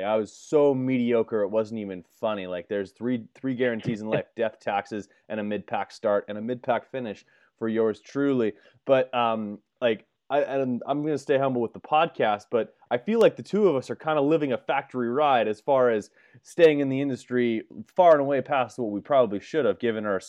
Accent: Illinois, United States; So growing up in Illinois or anywhere, there's certain brands

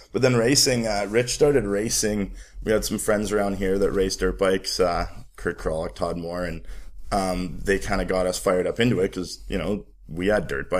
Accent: Calgary, Alberta, Canada; born there; Well, it started, I was born in Calgary.

